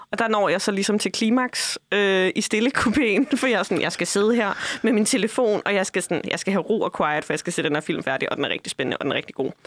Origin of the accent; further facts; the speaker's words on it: Funen, Southern Denmark, Denmark; moved away; Jeg får aldrig lov til at glemme, at jeg er fra Fyn.